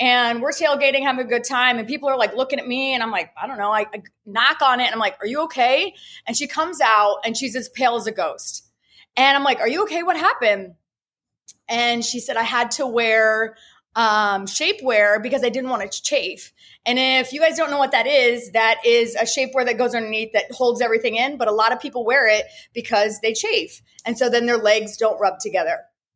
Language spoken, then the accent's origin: English; Ohio, United States; moved away as an adult; also born or lived in Miami; now in Fort Lauderdale, United States; I'm originally from Ohio. I went to cosmetology school there and ended up moving by myself to Miami.